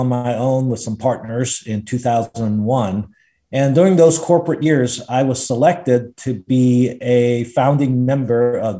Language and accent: English; Long Island, New York, United States; also born or lived in Macau / Greenville, South Carolina; I was a kid born in Macau. So I'm an immigrant to the United States. I came when I was seven, moved to the U.S. and lived on Long Island, New York, grew up there and went to a great school, Stony Brook School, where I came to faith